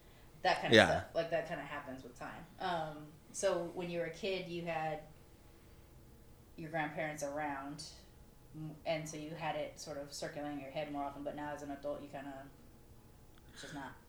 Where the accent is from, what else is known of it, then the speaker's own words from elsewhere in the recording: United States; even though I'm American